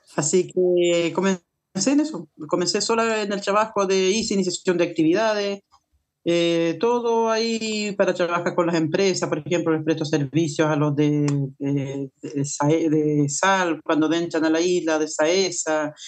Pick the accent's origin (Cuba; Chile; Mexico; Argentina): Chile; Calbuco, Los Lagos; pertenezco a una federación eh, que, somos de Calbuco y un sindicato de pescadores que somos de la isla